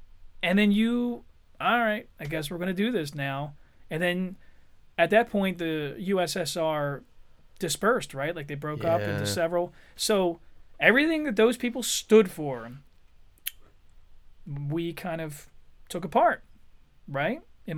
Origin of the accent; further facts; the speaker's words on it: United States; I am an American, dude.